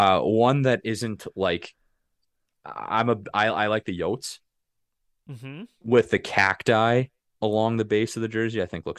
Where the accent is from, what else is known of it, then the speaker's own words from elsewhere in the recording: Odessa, Saskatchewan, Canada; also born or lived in Vibank; growing up in Odessa and Vibank, the minor hockey team in Odessa is the Eagles, and that's the jerseys that we would wear growing up.